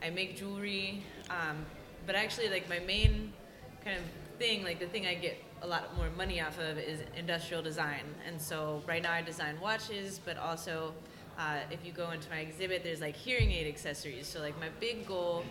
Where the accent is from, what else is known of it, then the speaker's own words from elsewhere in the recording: New Orleans, Louisiana, United States; I'm from New Orleans, so it's a really heavy-duty costuming culture